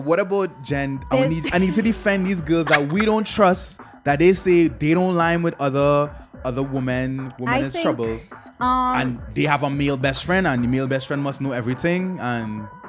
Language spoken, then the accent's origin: English; United States; growing up in the States